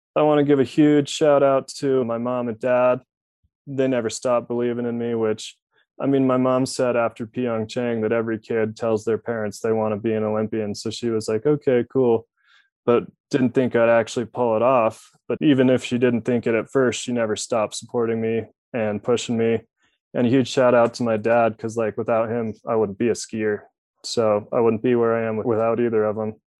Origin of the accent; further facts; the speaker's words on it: Utah, United States; it's probably one of the most fun places to grow up